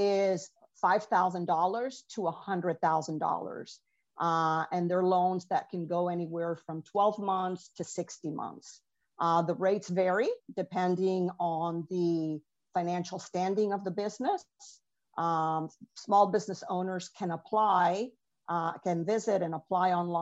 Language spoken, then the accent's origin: English; Venezuela; moved away; I'm an immigrant from Venezuela